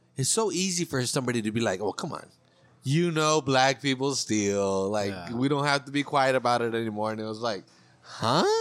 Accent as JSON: {"language": "English", "area": "Monterey County", "region": "California", "country": "United States", "said": "I'm from Monterey County. I'm local"}